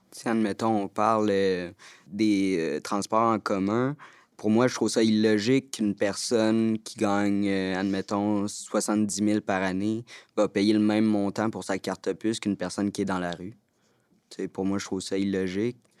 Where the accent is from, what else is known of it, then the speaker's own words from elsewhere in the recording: Montreal, Quebec, Canada; Je viens de Montréal